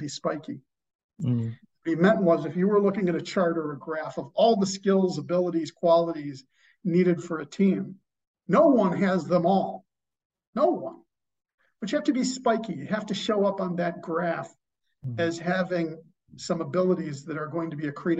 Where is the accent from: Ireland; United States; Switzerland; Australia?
United States; Chicago, Illinois; I am from Chicago